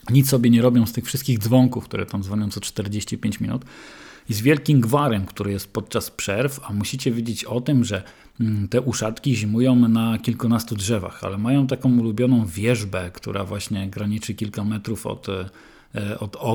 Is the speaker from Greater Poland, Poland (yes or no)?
no; Głowno, Łódź Voivodeship, Poland; Ja się wychowałem na ulicy Kopernika no, do zeszłego roku, tam mieszkałem do grudnia i też chodziłem do szkoły na ulicy Kopernika Mikołaja Kopernika do mojej ukochanej dwójki